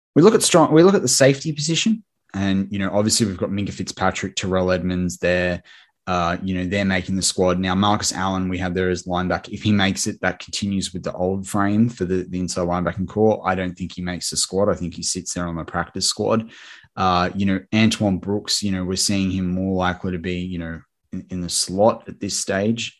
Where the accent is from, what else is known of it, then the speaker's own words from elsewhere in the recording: Australia; my fellow countryman, as an Australian